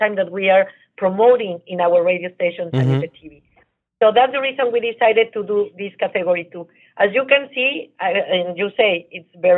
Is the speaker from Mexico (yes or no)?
yes; Mexico; also born or lived in New York / Miami; now in United States; I'm from Mexico. I live in New York and in Miami.